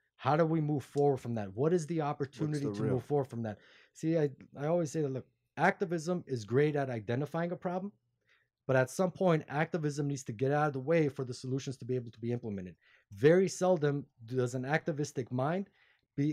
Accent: Glendale, California, United States; LA. Glendale

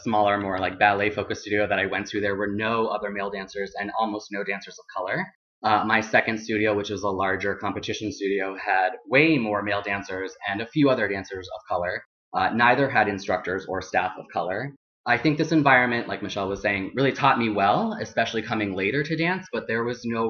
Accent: Colombia; born there; I am adopted from Colombia. I'm an indigenous Latinx person.

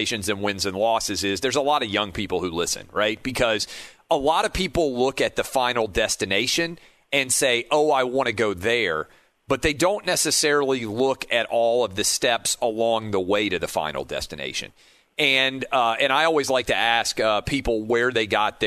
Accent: Nashville, Tennessee, United States; moved away as an adult; also born or lived in Washington, D.C.; I grew up in Nashville, which is, you know, a decent sized city.

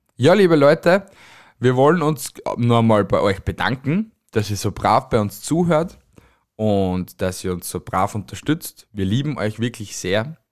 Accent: Austria; also born or lived in Styria; von uns Österreichern

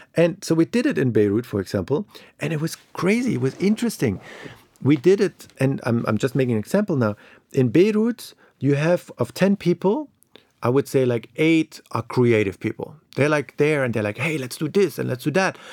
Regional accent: East Germany, Germany; moved away; I grew up in East Germany.

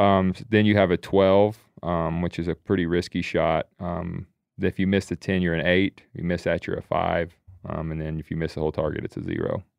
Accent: the Carolinas, United States; we grew up in the Carolinas hunting all game lands there.

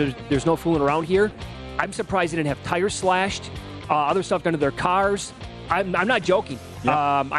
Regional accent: Midwest, United States; I grew up in the Midwest.

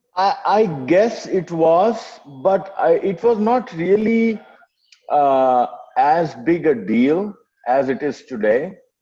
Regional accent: Ranchi, Jharkhand, India; moved away as an adult; also born or lived in Kanpur / United States; I'm a, uh, a, Telugu by birth, but was born and raised in Ranchi, then Bihar, now Jharkhand

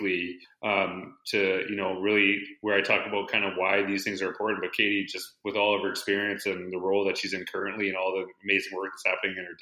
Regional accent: Humboldt, Saskatchewan, Canada; now in Edmonton, Canada; I'm actually from Humboldt, Saskatchewan

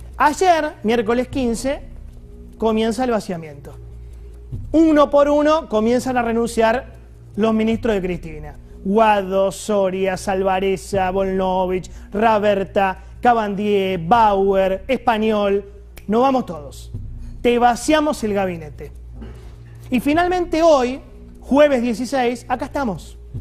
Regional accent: Argentina

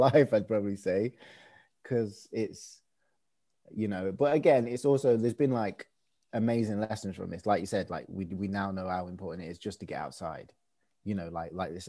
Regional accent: Swadlincote, East Midlands, United Kingdom; I'm from a small village, I guess. In Derbyshire, Midlands, East Midlands, called Swadlincote

